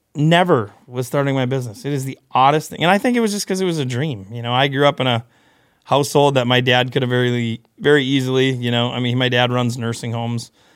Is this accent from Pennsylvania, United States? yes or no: no; Beulah, North Dakota, United States; I grew up in western North Dakota, a little town called Beulah.